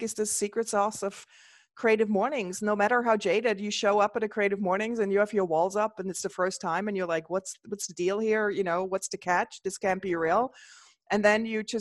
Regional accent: Switzerland; now in United States; I grew up in the Swiss Alps and the area of Switzerland I grew up was like that state I grew up in was the first state that allowed for holistic healers in Switzerland to open shop

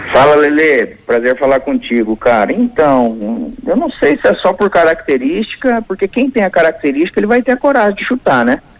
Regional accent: Santa Amélia, Paraná, Brazil; also born or lived in Cornélio Procópio / Itambé; eu só nasci em Cornélio Procópio, eu morei é, seis anos da minha infância no sítio, na cidade de Itambé, e eu morei depois numa outra cidade que eu tenho como minha, que é Santa Amélia

